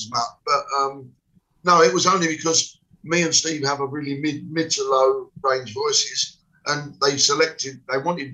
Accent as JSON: {"language": "English", "region": "London", "country": "United Kingdom", "said": "I come from West Ham"}